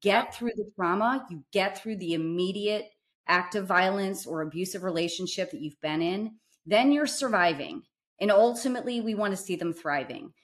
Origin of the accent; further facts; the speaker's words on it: St. Louis, Missouri, United States; we grew up together in Saint Louis in kind of the South Side, Holly Hills area